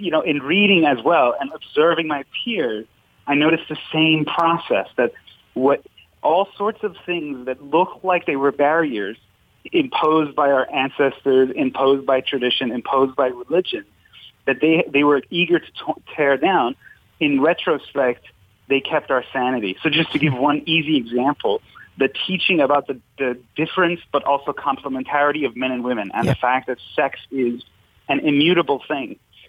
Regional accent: Iran; now in United States; when I came to the United States, I come from Iran, and I just thought all religion must mean kind of this theocratic oppression that I had left behind.

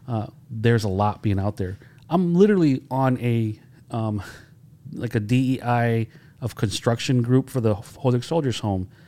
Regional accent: Holyoke, Massachusetts, United States; growing up in Holyoke

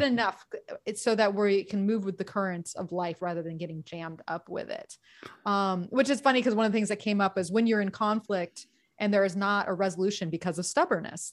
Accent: Gulf of Mexico in Florida, United States; now in California, United States; I grew up on the Gulf of Mexico in Florida

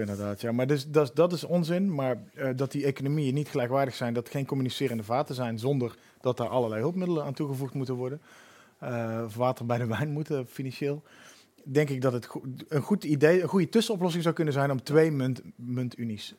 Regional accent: Netherlands; moved away; also born or lived in Utrecht; Ik identificeer me ook nog als een halve Belg, omdat ik bijna aan de grens geboren ben

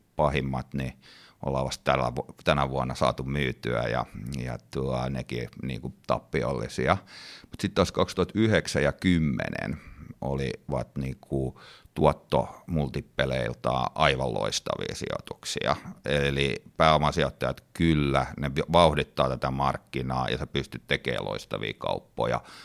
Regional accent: Finland; moved away; also born or lived in United States

